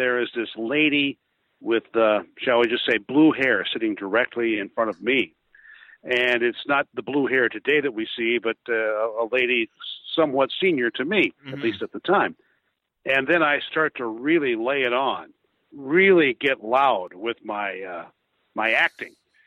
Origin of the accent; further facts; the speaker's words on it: West Central Illinois, United States; I grew up in West Central Illinois